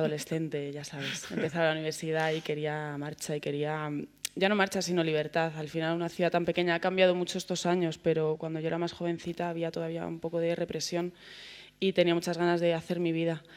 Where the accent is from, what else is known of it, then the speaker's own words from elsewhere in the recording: Segovia, Castile and León, Spain; now in Madrid, Spain; vengo de Segovia, vivir en un barrio muy barrio.